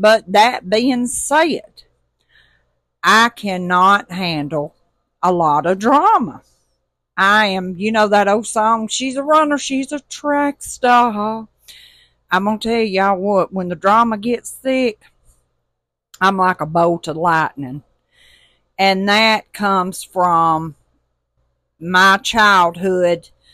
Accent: Tuscaloosa, Alabama, United States; now in Mississippi Gulf Coast, United States; I'm originally from Tuscaloosa, Alabama, and we live on the Mississippi Gulf Coast

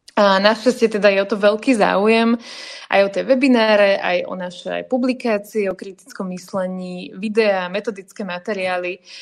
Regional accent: Slovakia; nie sme utlačaní Slováci

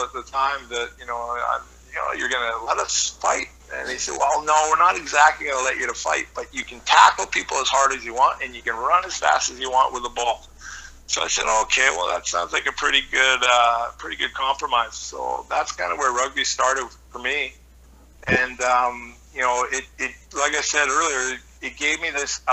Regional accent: Squamish, British Columbia, Canada; moved away as an adult; also born or lived in North Vancouver / Wales / France; growing up in Squamish in the late

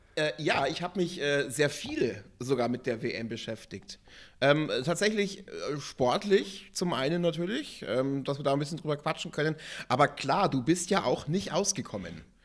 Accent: Germany; bei uns in Deutschland

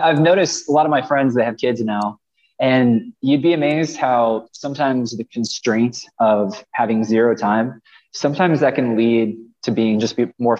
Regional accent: Kansas City, Missouri, United States; I'm from Missouri, I'm from Kansas City.

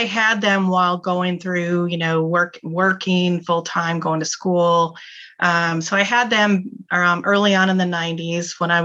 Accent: Michigan, United States; moved away; also born or lived in California; I was raised in Michigan. I wasn't born there. I was born in California, but I was raised in Michigan

